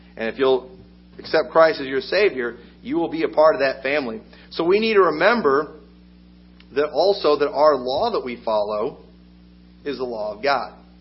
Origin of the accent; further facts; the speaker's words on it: United States; I'm an American